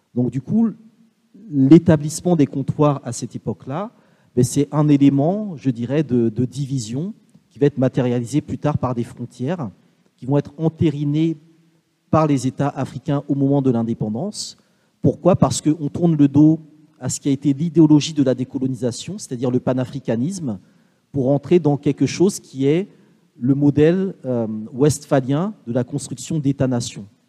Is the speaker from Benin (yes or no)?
yes; Benin; also born or lived in Martinique; je suis originaire du Bénin, ma famille vient du nord du Bénin, collée au Togo